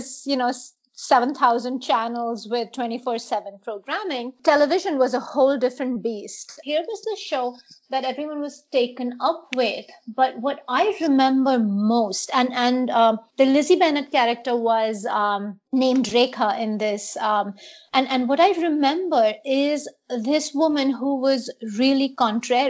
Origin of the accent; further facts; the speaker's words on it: Mumbai, Maharashtra, India; So I was in middle school, growing up in India, in Mumbai, Bombay then.